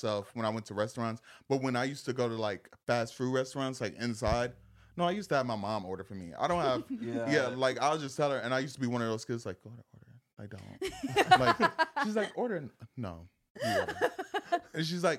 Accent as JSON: {"language": "English", "town": "Zion", "region": "Illinois", "country": "United States", "said": "I'm actually like 40 minutes out from Chicago, which is like Zion."}